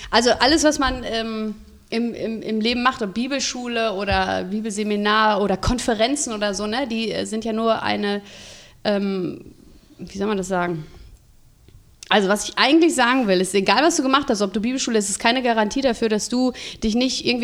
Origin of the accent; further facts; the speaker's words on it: North Rhine-Westphalia, Germany; Jo, wir kommen aus dem schönen Lipperland